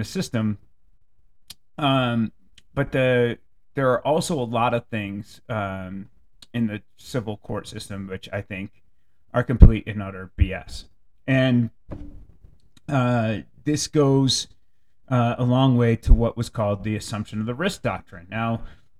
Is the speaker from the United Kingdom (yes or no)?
no; Canton, Connecticut, United States; moved away; When I was a kid growing up in Canton, Connecticut